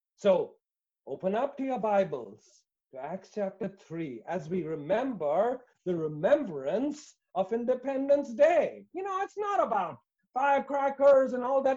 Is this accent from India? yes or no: yes; India; I come from India